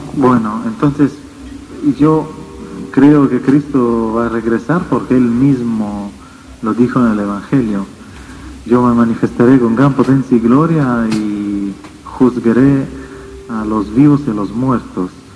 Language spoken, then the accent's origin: Spanish; Italy; Spanish is a second language; vengo de Europa, desde Italia